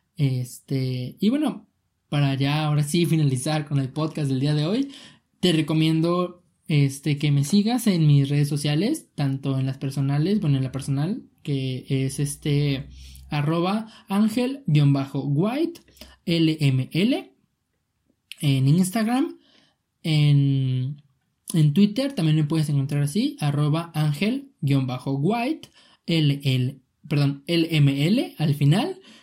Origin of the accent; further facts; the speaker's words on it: Mexico; yo soy de México